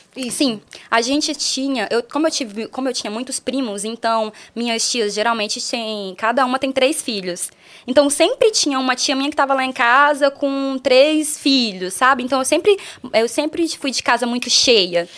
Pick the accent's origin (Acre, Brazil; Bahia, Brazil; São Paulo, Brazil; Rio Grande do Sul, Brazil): Acre, Brazil; Rio Branco; moved away; eu nasci em Rio Branco, mas eu nasci no interior é, de Rio Branco